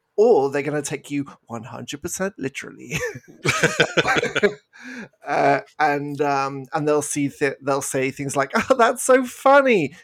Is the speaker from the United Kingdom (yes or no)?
yes; United Kingdom; accent: British; now in Canada; I'm British, as you may have picked up from my accent